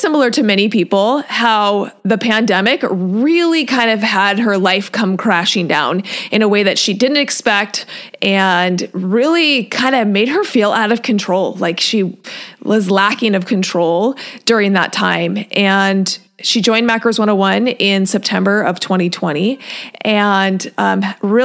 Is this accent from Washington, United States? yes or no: yes; Washington, United States; I grew up in Washington.